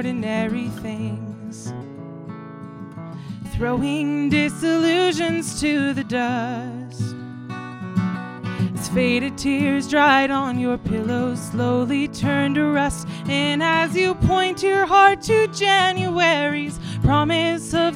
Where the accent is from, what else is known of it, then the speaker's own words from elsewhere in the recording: Portland, Oregon, United States; also born or lived in Beloit, Wisconsin; I grew up in Portland, Oregon, and then I moved to Beloit, Wisconsin for 4 years to go to college, and then after I graduated, I moved back to Oregon, and now I live in Corvallis, Oregon